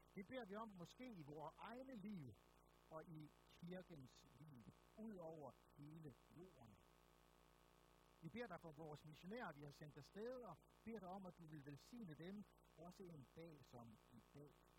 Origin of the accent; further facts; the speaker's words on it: Aarhus, Central Denmark Region, Denmark; jeg er født og opvokset i Aarhus